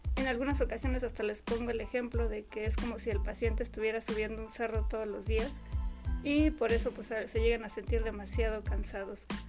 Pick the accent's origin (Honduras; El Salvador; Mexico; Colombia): Mexico